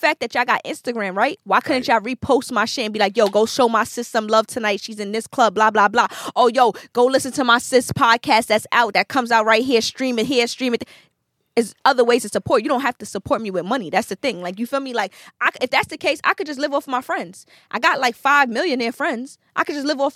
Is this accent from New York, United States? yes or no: yes; New York City, New York, United States; I'm from Brooklyn